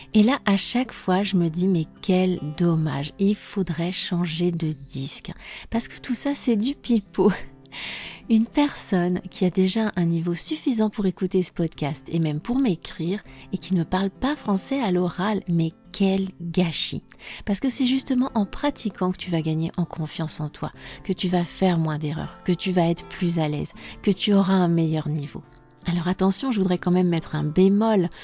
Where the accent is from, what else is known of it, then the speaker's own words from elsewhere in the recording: France; je suis française